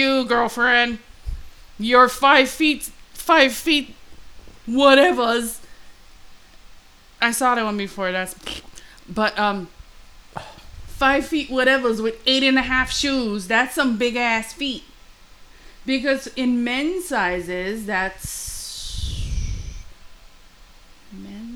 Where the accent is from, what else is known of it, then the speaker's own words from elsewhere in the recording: Hawaii, United States; growing up in Hawaii, local girl playing outside with, you know, you go to school in slippers